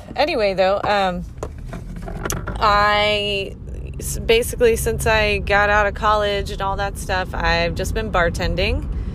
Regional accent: the South, United States; also born or lived in Florida; I grew up in the South

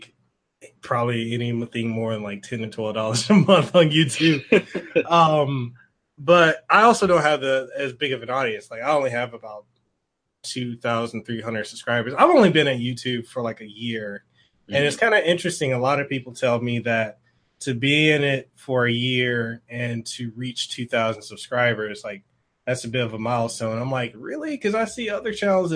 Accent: Honolulu, Hawaii, United States; I'm from Honolulu

